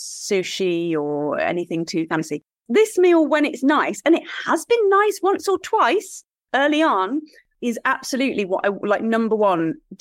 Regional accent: Leicester, East Midlands, United Kingdom; I come from Leicester.

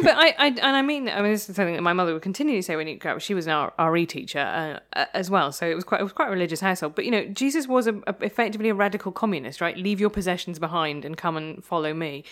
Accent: Midlands, United Kingdom; I'm from the Midlands

